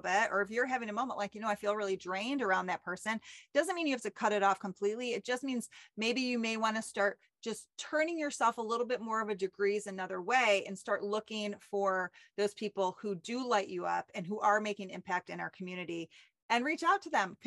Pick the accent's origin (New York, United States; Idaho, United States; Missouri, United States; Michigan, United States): New York, United States; New Hartford; I grew up in New Hartford